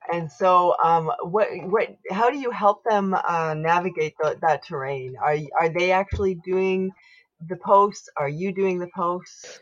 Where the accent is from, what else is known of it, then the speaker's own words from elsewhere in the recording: Canada; I am unapologetically Canadian